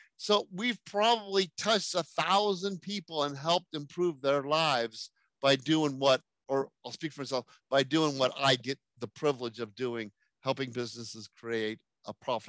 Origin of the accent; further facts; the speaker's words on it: France; born there; I was born in France.